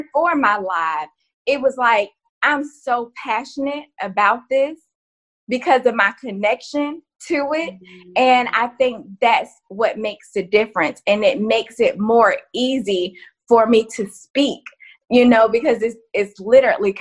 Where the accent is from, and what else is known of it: Florida, United States; born or raised there